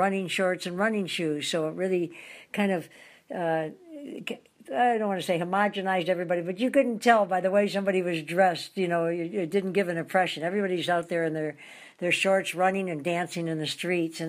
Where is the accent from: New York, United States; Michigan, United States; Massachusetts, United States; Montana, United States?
Michigan, United States; Detroit; moved away as an adult; also born or lived in Grosse Pointe, Michigan; now in Hawaii, United States; I'm in downtown Detroit this week, my hometown